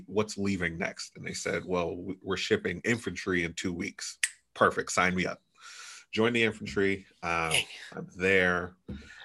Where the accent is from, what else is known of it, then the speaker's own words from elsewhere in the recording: New York, United States; moved away as an adult; also born or lived in Brooklyn, New York / Topeka, Kansas; I am originally from New York